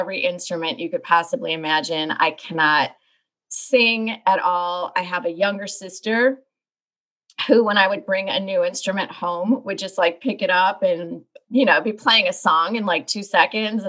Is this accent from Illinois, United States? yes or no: yes; Chicago, Illinois, United States; I grew up in the Chicagoland area